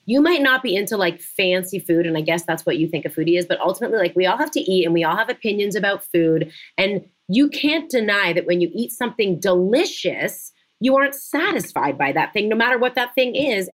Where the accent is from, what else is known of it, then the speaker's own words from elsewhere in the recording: Canada; moved away as an adult; now in United States; born and bred Canadian